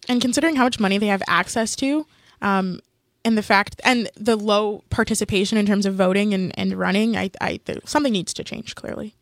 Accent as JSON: {"language": "English", "country": "Canada", "said": "we're all Canadian and all have gone through the education system"}